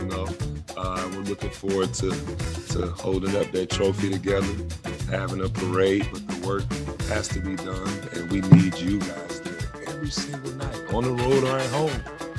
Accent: Atlanta, Georgia, United States; now in Philadelphia, United States; For me, going back and playing against the Hawks, you know, it's my hometown team

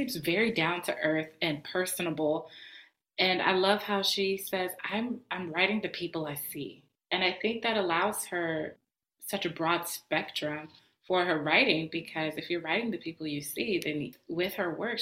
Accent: Chicago, Illinois, United States; now in Atlanta, United States; I am originally from Chicago, and I grew up very, very close to my neighbors in my neighborhood as well

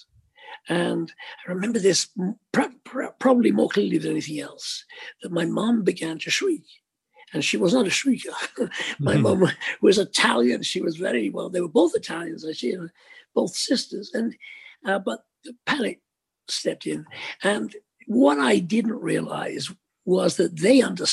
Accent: Liverpool, North West England, United Kingdom; Speke Airport, which is the local airport in Liverpool, my hometown, my home city.

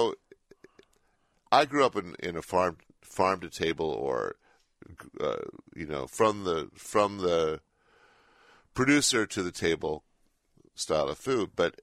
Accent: Berkeley, California, United States; I grew up in Berkeley

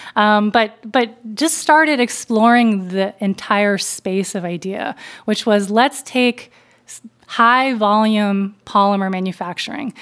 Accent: Berkeley Heights, New Jersey, United States; born or raised there

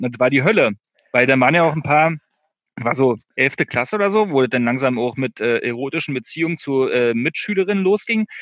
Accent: East Germany, Germany; also born or lived in Berlin; wir kommen ja beide aus dem Osten

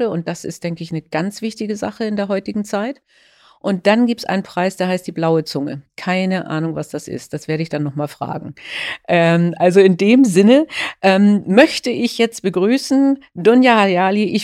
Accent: Northern Germany, Germany; interessanterweise ganz nah an meiner Heimat, äh, nämlich ähm, in Norddeutschland.

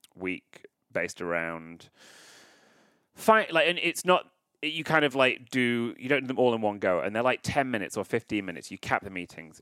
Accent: United Kingdom; now in Los Angeles, United States; I live in L A, listeners, even though I am British

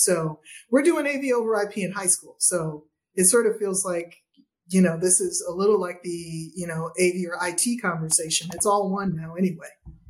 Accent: Cleveland, Ohio, United States; but I'm originally from Cleveland

